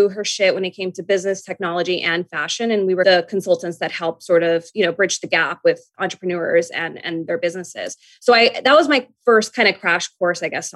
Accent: New York, United States; I'm a New Yorker.

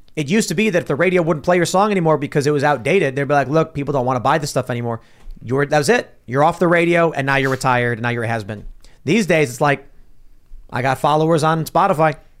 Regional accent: Chicago, Illinois, United States; moved away; I'm from Chicago

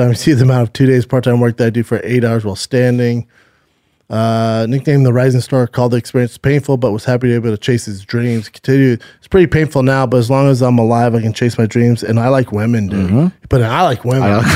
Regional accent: California, United States; California's the toughest, but it's my home state

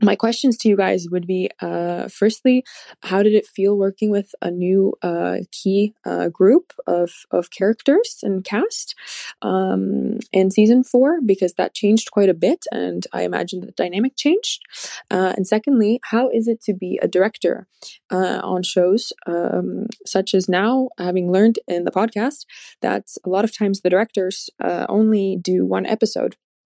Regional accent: Finland; I'm from Finland.

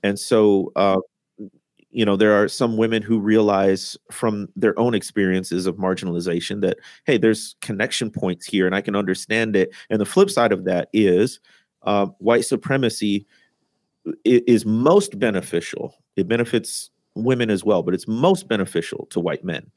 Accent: Midwest, United States; moved away as an adult; also born or lived in Mississippi Delta; I had been born and raised in the Midwest, but that's how I got down to the Deltas.

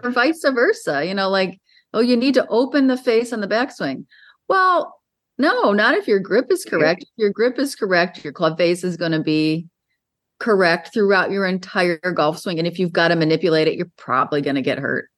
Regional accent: Western New York, United States; I grew up in Western New York

